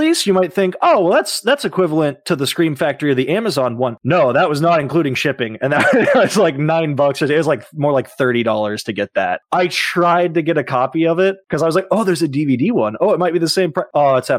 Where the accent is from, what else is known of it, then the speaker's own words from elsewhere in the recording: California, United States; And also when I grew up in California as a child, the Manson family murders were something powerful.